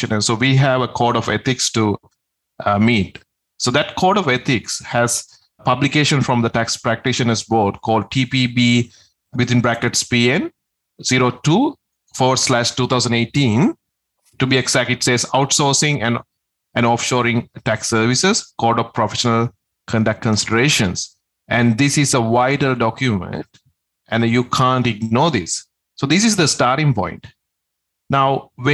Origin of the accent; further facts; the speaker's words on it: Sri Lanka; moved away; I'm originally from Sri Lanka, so I had the connections there. My parents live there